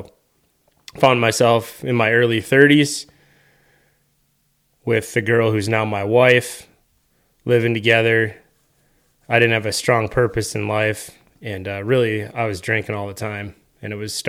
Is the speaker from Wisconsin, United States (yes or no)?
yes; Wisconsin, United States; I grew up here in Western Wisconsin, St. Croix County, raised in a great family.